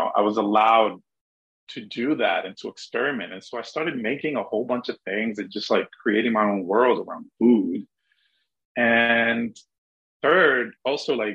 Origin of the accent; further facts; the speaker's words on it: Dominican Republic; moved away; growing up in the Dominican Republic